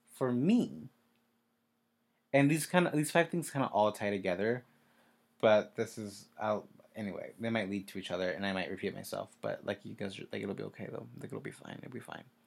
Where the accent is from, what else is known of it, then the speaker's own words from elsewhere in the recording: Kansas, United States; moved away as an adult; I'm from Kansas. I moved here in January